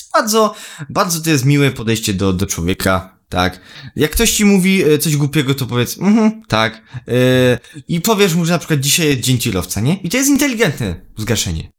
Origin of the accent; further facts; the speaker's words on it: Poland; ja jako oczywiście y, Polak y, z krwi i kości